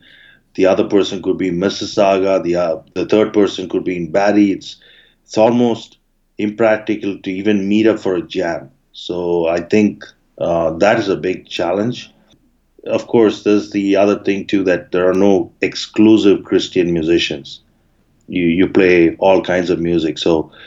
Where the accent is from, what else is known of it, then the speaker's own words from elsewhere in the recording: Bangalore, Karnataka, India; moved away as an adult; now in Toronto, Canada; I grew up in Bangalore, India till 2013. And then I moved to Canada in 2014